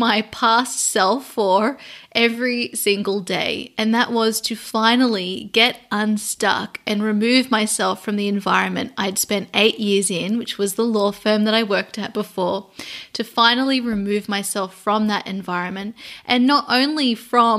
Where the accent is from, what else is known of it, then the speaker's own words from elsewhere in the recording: Sydney, New South Wales, Australia; moved away as an adult; now in London, United Kingdom; I am Australian, and I started out over in Sydney, Australia, and then I moved in 2015 over to London.